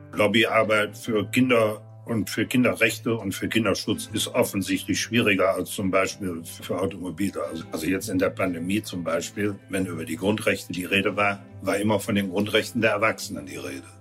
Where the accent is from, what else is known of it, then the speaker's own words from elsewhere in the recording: Dormagen, North Rhine-Westphalia, Germany; ich Bürgermeister meiner Heimatstadt Dormagen war